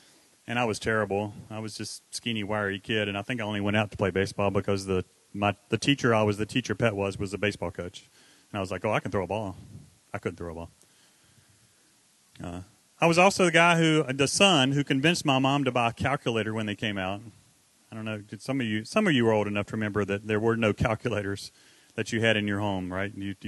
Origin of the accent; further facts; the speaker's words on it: the South, United States; You got to remember, I grew up in the South, so we didn't wear cowboy hats and build campfires at church like we do here.